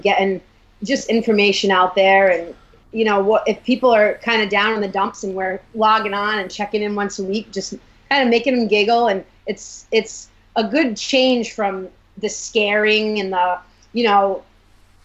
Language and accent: English; Rhode Island, United States; we're from Rhode Island